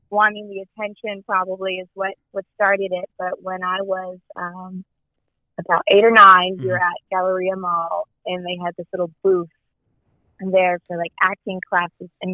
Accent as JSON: {"language": "English", "town": "Las Vegas", "region": "Nevada", "country": "United States", "tie": "born or raised there", "said": "I was born here, born and raised here in Las Vegas, Nevada."}